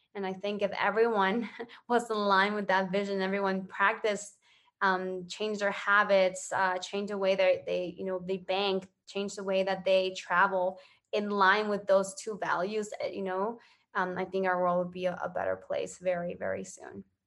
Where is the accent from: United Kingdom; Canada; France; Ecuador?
Ecuador; I grew up in Ecuador.